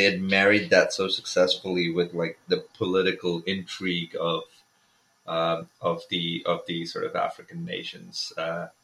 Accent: India; I was growing up in India

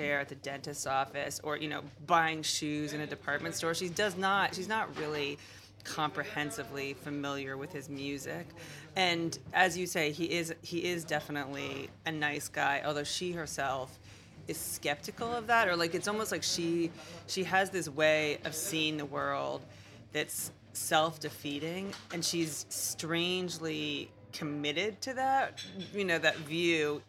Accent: United States; for me as an American

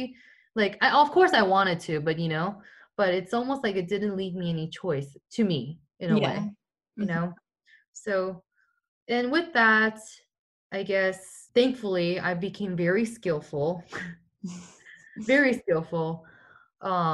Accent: Seoul, South Korea; moved away; also born or lived in Seattle, Washington, United States; I was born in Seattle in the United States, I was living in Korea for 10 years when I was a kid, since I was 5.

